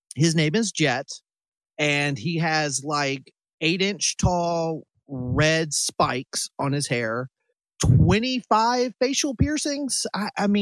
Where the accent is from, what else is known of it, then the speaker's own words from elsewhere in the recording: Greensboro, North Carolina, United States; Me and Danger grew up in the same kind of area for the most part in North Carolina around Greensboro